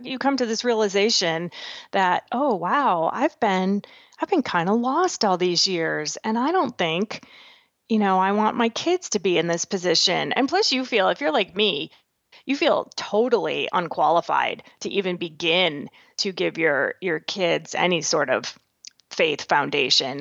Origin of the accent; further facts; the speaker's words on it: Massachusetts, United States; now in Nebraska, United States; born and raised back in Massachusetts. I live in Nebraska now